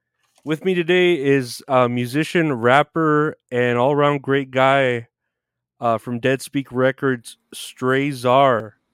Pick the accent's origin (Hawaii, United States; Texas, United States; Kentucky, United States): Texas, United States; Uvalde; moved away; my hometown and yours, the 830 Uvalde?